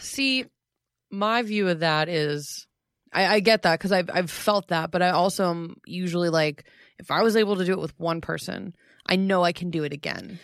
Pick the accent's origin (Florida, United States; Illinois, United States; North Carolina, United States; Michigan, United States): Florida, United States; Florida is my home state. It's my home.